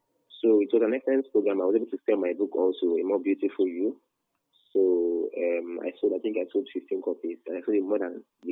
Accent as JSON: {"language": "English", "country": "Nigeria", "said": "I was the best from Nigeria."}